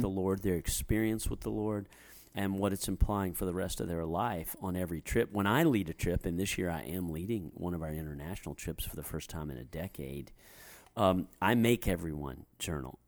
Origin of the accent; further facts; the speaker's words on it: United States; us as American Christians